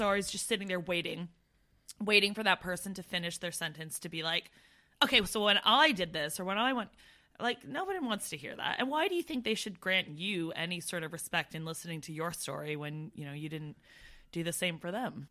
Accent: Brantford, Ontario, Canada; moved away as an adult; I come from Brantford, Ontario

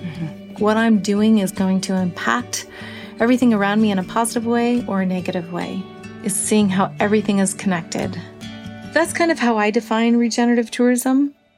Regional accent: Yakutat, Alaska, United States; Growing up in Yakutat

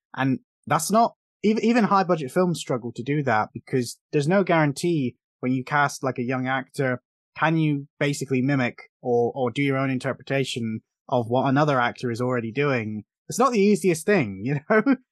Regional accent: England, United Kingdom; we're both English, we have different accents

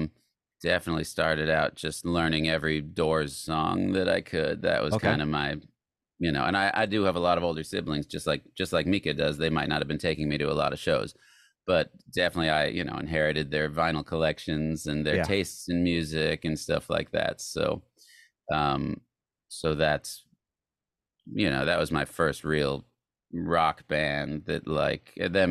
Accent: Tucson, Arizona, United States; Tucson, Arizona, and Tucson.

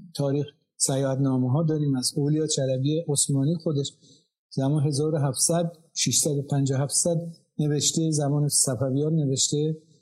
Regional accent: Tabriz, East Azerbaijan, Iran; first language Azerbaijani; Persian is a second language; من تبریزی ترک زبان میگم من ترک ایران

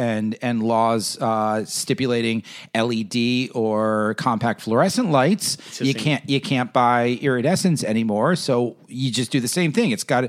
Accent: New York, United States; I guess being a New Yorker

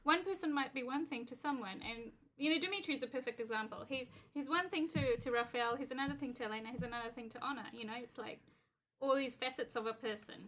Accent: New Zealand; I'm a Kiwi

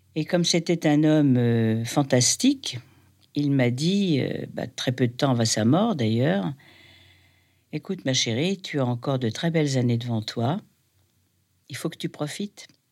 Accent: Paris, Île-de-France, France; j'ai grandi, alors, euh, j'ai grandi à Paris, à l'âge de 6 ans

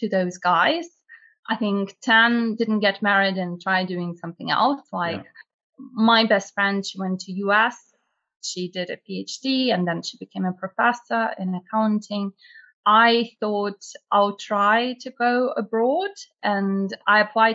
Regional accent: Russia; moved away as an adult; now in United Kingdom; I'm from Russia originally, and I only moved to UK 7 years ago

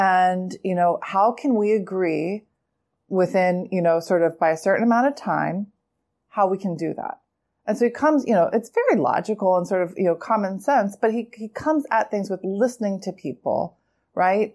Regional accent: Pennsylvania, United States; now in New York City, United States; I'm also from Pennsylvania

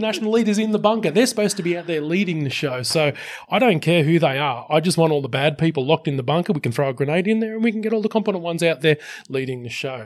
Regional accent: Sydney, New South Wales, Australia; Western Sydney represent my hometown

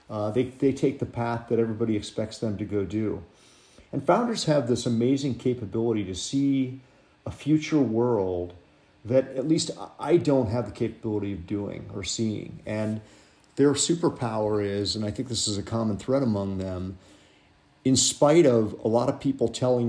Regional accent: Cincinnati, Ohio, United States; moved away as an adult; I grew up in Cincinnati, Ohio

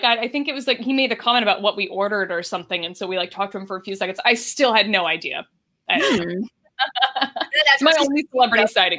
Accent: Michigan, United States; I'm from Michigan.

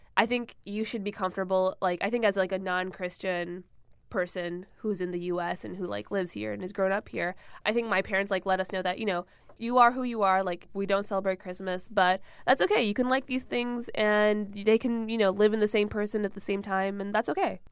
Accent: Michigan, United States; I grew up in Michigan

